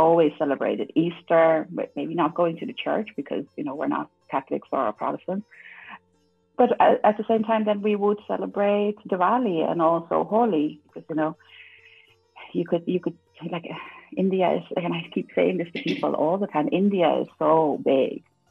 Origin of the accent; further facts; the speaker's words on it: Netherlands; also born or lived in Suriname; So I grew up in the Netherlands. I was very young when we moved there, so I have no memories of Suriname